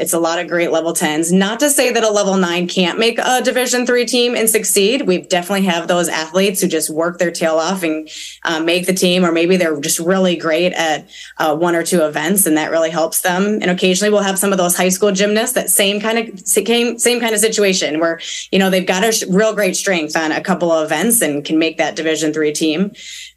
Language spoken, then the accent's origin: English; Minnesota, United States; now in Wisconsin, United States; I was raised in Minnesota